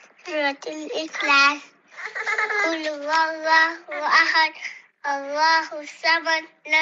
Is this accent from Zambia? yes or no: yes; Chipata, Eastern Province, Zambia; I'm 6 years old. I am from Kipata, Zambia.